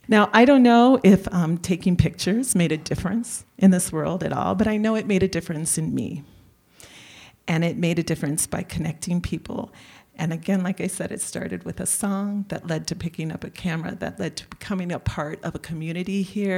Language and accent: English; Chicago, Illinois, United States; now in Tucson, United States; And I was from Chicago. I'd moved here from Chicago. So from there, my operating base was Chicago.